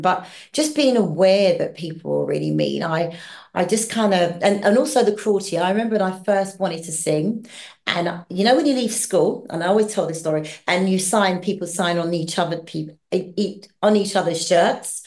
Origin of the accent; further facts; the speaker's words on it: London, United Kingdom; also born or lived in Hackney, London; I was born in Hackney, Hackney. but I grew up in southeast London